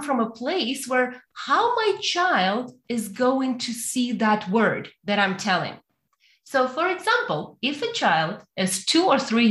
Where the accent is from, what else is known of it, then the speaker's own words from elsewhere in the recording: Ukraine; moved away as an adult; now in Canada; I born and raised in Ukraine, but I came to Canada about 6 years ago